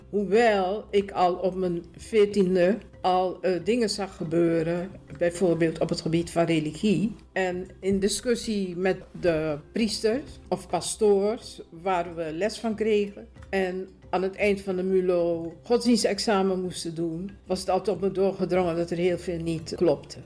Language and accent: Dutch; Suriname; now in Netherlands; Ik ben geboren in Suriname. Ik woon ruim 50 jaar woon ik in Nederland